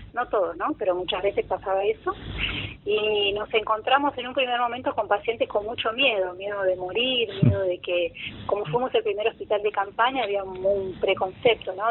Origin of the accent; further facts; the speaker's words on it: La Plata, Buenos Aires Province, Argentina; moved away as an adult; now in São Paulo, Brazil; nací en La Plata, viví en La Plata hasta que me vine acá.